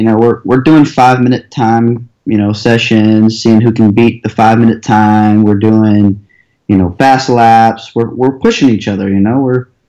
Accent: United States; I come from America

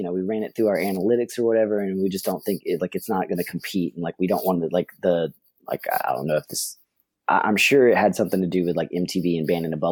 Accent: Atlanta, Georgia, United States; We're from Atlanta

